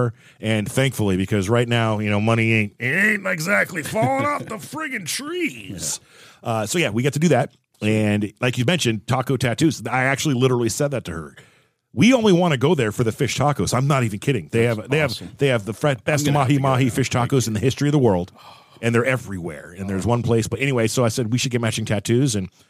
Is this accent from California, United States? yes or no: yes; Southern California, United States; I grew up in Southern California